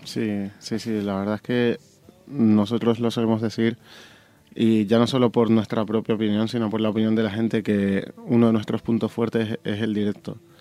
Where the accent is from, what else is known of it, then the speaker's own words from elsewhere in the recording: Tenerife, Canary Islands, Spain; now in Madrid, Spain; yo soy de Tenerife